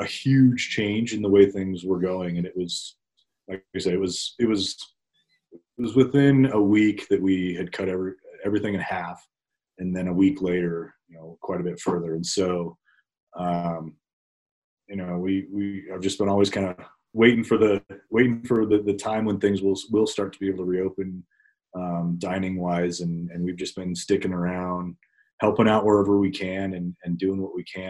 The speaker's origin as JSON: {"language": "English", "region": "Northern Colorado", "country": "United States", "tie": "born or raised there", "said": "I grew up in Northern Colorado"}